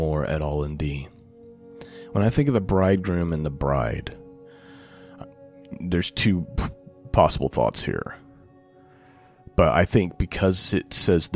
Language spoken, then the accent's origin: English; United States; I had the privilege of growing up in the United States of America as a child